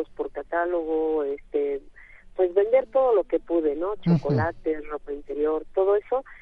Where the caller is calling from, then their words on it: Iztapalapa, Mexico City, Mexico; muy buenos días, señorita. Soy de Iztapalapa